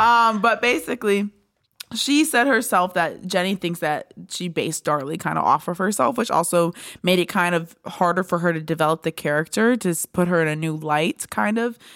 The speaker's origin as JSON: {"language": "English", "region": "Pennsylvania", "country": "United States", "said": "I'm from Pennsylvania"}